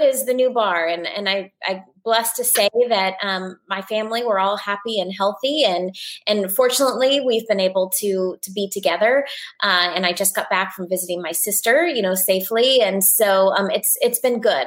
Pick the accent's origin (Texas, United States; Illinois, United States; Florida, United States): Florida, United States; Orlando; moved away; also born or lived in Los Angeles; I grew up in Orlando, Florida